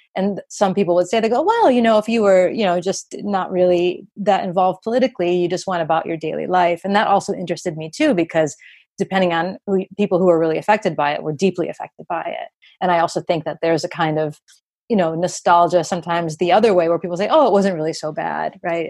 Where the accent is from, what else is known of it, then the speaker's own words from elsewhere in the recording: United States; as an American